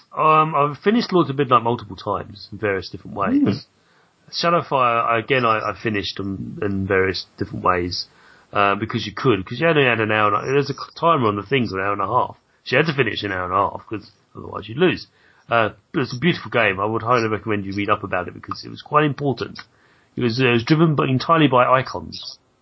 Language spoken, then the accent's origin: English; London, United Kingdom; I was brought up in in Southeast London